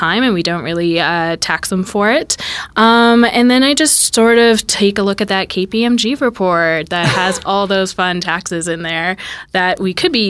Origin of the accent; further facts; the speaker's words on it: Innisfil, Ontario, Canada; So I actually didn't grow up in Toronto. I grew up in Innisfil